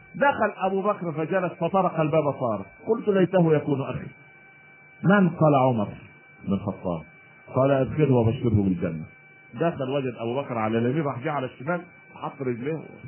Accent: Egypt; عندنا في مصر

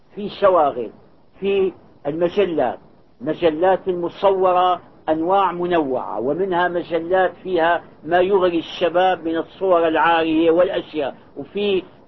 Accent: Syria; moved away as an adult; now in Saudi Arabia; كان عندنا بالشام أستاذنا محمد كرد علي

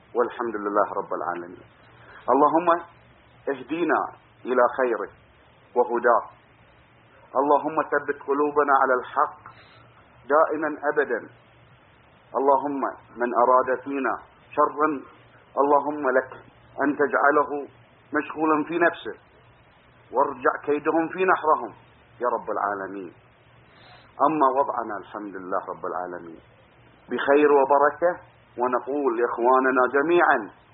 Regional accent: Bahrain; أنا كإنسان بحريني بسيط

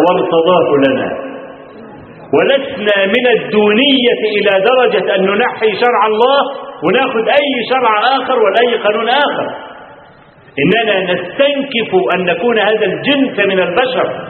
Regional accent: Kafr El Sheikh Governorate, Egypt; عندنا في كفر الشيخ في عندنا في المحافظه

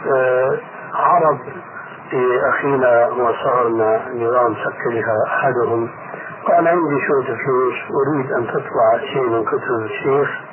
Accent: Egypt; عندنا في مصر

